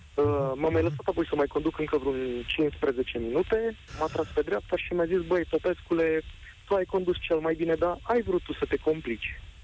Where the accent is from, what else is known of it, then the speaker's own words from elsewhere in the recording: Galați, Galați County, Romania; în Galați, de acolo de unde sunt eu